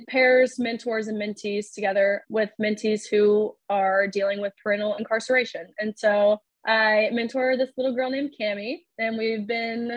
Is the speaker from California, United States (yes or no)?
no; Nashville, Tennessee, United States; now in Lexington, United States; Moving to Lexington, I wasn't obviously extremely familiar with that area as I'm from Nashville.